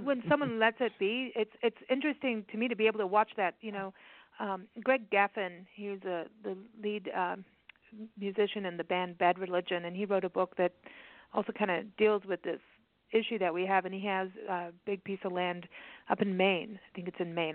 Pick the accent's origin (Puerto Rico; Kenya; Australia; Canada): Kenya; when I was a kid, I, you know, and growing up in Kenya